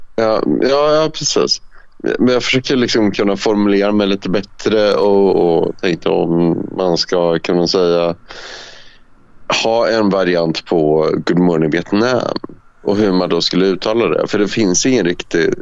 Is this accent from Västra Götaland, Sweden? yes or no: no; Värmland, Sweden; jag växte upp i Värmland